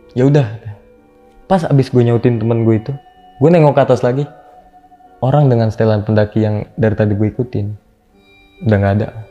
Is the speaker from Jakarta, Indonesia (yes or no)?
yes; Jakarta, Indonesia; Saya dari Jakarta